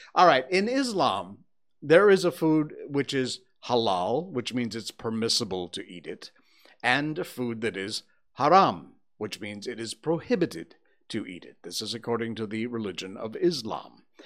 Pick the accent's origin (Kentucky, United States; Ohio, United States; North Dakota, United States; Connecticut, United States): Connecticut, United States; now in Malaysia; When I was growing up in Connecticut